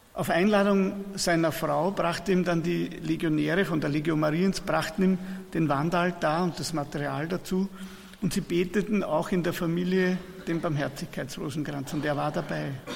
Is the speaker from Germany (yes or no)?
no; Persenbeug, Lower Austria, Austria